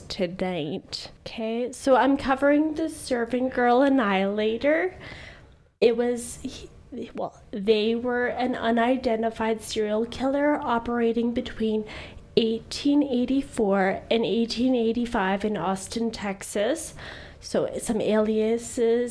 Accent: Canada; I'm also 26, also from Canada.

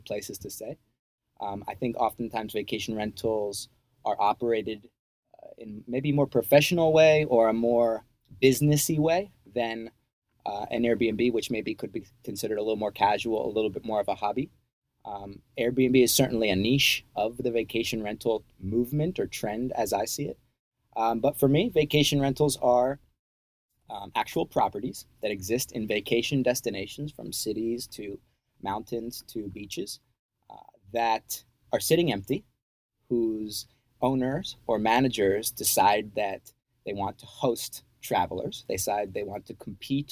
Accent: New Jersey, United States; moved away as an adult; also born or lived in Virginia / Costa Rica; now in Panama; I'm originally from New Jersey

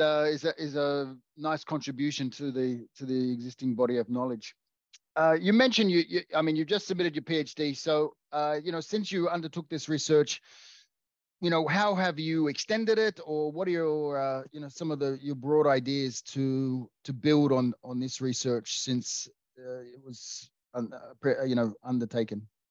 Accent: Australia; I'm Australian

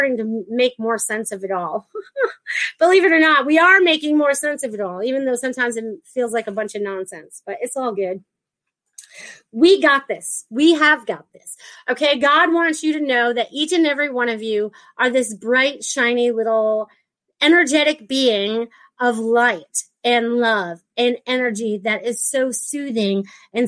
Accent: Connecticut, United States; moved away as an adult; also born or lived in Maine; now in Florida, United States; I was born in Connecticut, but I lived in Maine for like half and half of my year, or, you know, almost 20 something years.

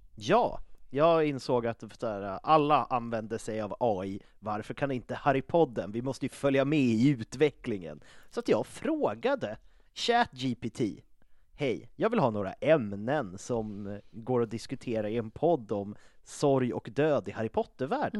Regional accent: Uppsala, Uppsala County, Sweden; now in Stockholm, Sweden; jag är från Uppsala

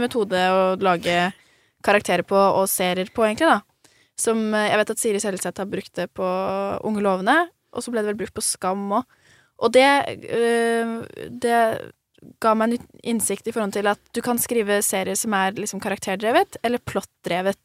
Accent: Ulefoss, Vestfold og Telemark, Norway; jeg har vokst opp i Ulefoss

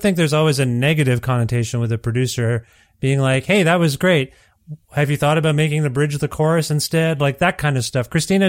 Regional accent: India; I'm Indian, so I have many lives, apparently.

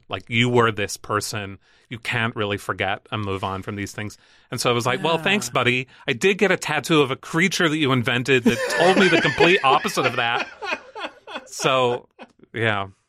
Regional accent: Northern Ireland, United Kingdom; accent: Northern Irish; and like my accent is different i don't sound super northern irish anymore

